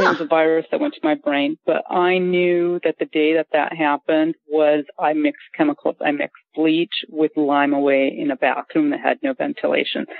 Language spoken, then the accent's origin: English; Glendale, California, United States; I'm from California, from LA, like Glendale, California